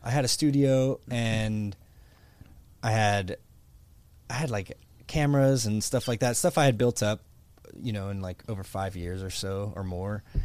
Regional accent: Pittsburgh, Pennsylvania, United States; moved away as an adult; now in Florida, United States; I grew up in Pittsburgh, Pennsylvania

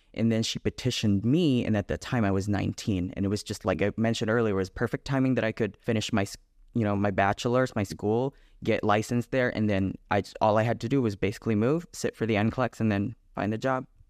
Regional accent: Philippines; moved away as an adult; now in United States; I was born and raised in the Philippines. I moved here when I was nineteen.

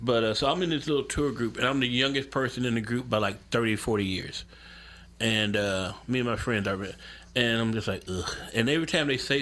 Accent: Memphis, Tennessee, United States; I'm from Memphis, man, and I'm a huge music person. I live less than a minute away from what used to be the original Stax Records.

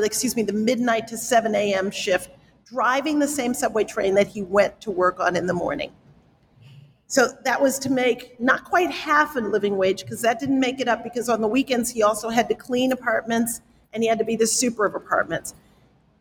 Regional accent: New York City, New York, United States; I grew up in the South Bronx

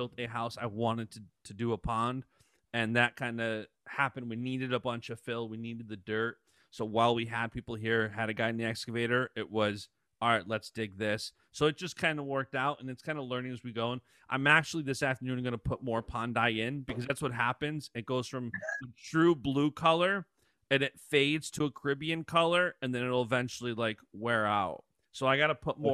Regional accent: Thousand Islands, New York, United States; I grew up fishing in the Thousand Islands, which was a big fishing region around here

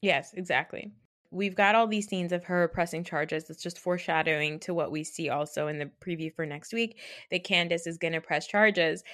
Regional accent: New Jersey, United States; I'm from New Jersey. I've grown up around a lot

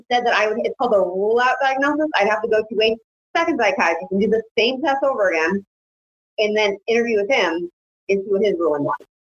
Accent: East Hartford, Connecticut, United States; born or raised there

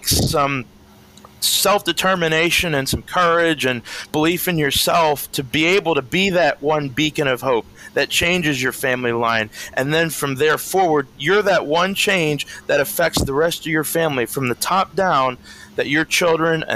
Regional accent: Danville, Pennsylvania, United States; Danville, Pennsylvania, my hometown

